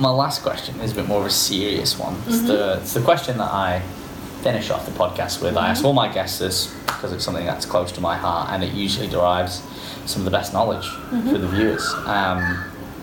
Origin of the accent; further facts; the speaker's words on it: England, United Kingdom; now in Australia; I was from England